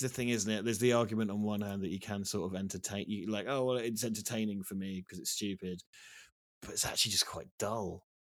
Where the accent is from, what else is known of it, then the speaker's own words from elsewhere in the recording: East Anglia, East of England, United Kingdom; moved away; I'm from a place called East Anglia in England